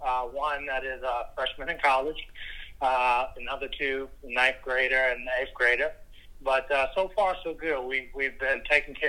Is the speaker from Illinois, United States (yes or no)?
yes; Chicago, Illinois, United States; I grew up in Chicago, played basketball in high school called De La Salle Institute, which is local